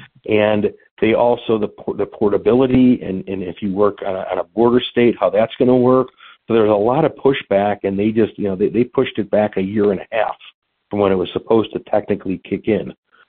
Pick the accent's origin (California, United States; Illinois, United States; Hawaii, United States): Illinois, United States; my home state of Illinois